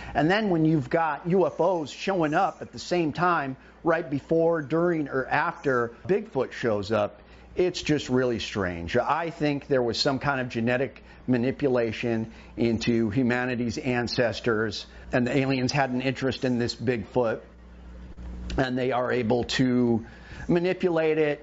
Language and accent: English; Homer, Alaska, United States; my hometown in Homer, Kachemak Bay